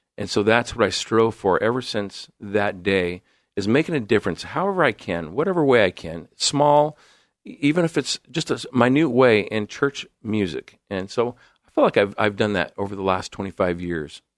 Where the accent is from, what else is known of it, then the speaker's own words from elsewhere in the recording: Coeur d'Alene, Idaho, United States; moved away as an adult; also born or lived in Illinois / Southern California / Seattle / San Diego; now in Portland, United States; born in Illinois, grew up in Southern California, moved to Coeur d'Alene, Idaho in nineteen seventy-eight, where I attended, uh, junior highs. into, into high school